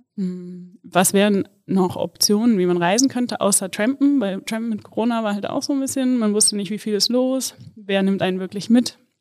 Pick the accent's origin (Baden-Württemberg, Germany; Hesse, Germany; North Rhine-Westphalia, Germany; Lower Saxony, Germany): Hesse, Germany; Kassel; moved away as an adult; Ich komme ursprünglich aus Kassel und ja, da war ich tatsächlich bis ich 24 war, nonstop immer im gleichen Haus